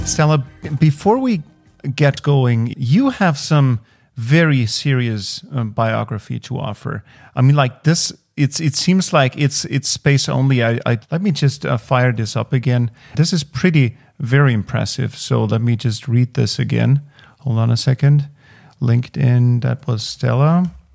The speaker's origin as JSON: {"language": "English", "country": "Austria", "said": "as an Austrian"}